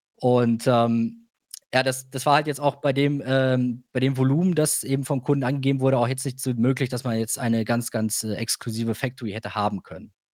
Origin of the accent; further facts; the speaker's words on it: Germany; als Europäer, als Deutscher